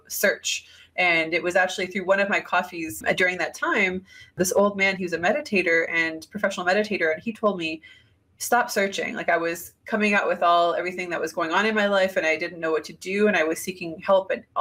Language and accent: English; Canada; moved away as an adult; I'm Canadian